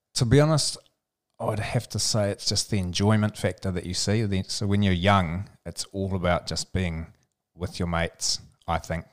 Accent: Alexandra, Otago, New Zealand; little town called Alexandra

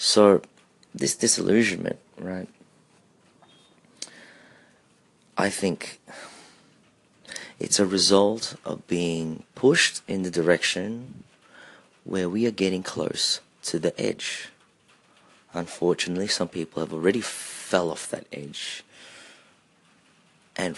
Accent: Australia; also born or lived in Philippines; as a Filipino-Australian, or if I may say an Aussie, I have to look to my Filipino roots

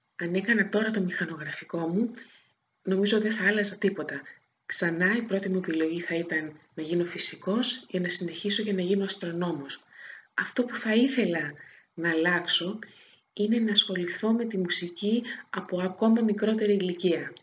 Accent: Corfu, Ionian Islands, Greece; also born or lived in Thessaloniki; now in Athens, Greece; το περιβάλλον που μεγάλωσα στην Κέρκυρα

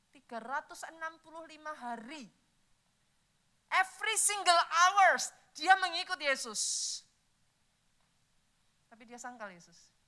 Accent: Java, Indonesia; Saya orang Jawa, saudara.

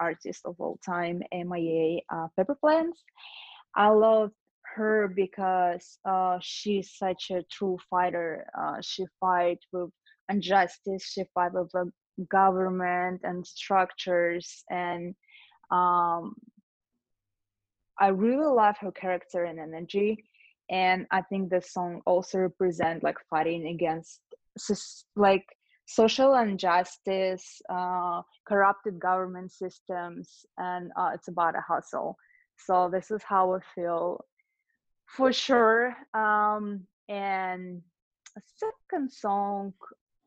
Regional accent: Russia; also born or lived in Lithuania; now in Los Angeles, United States; I was born in Lithuania, grew up in Russia

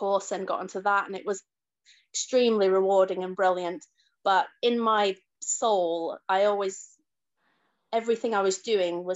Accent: Leeds, Yorkshire and the Humber, United Kingdom; I was born in Leeds and grew up in Chapel Town

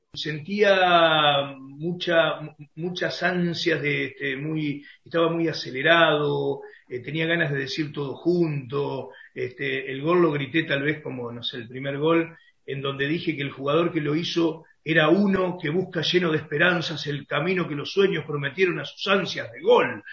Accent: Concordia, Entre Ríos, Argentina; moved away as an adult; now in Santa Fe, Argentina; me crié, nací, me crié en Concordia

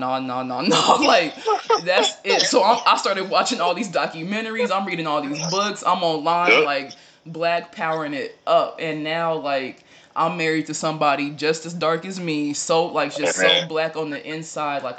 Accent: Ohio, United States; growing up in Ohio

